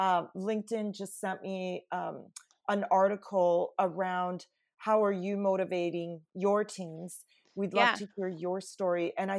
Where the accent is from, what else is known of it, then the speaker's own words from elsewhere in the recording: Canada; And my background, I'm Italian Canadian, is mm-hmm. very different culturally than the team I had inherited.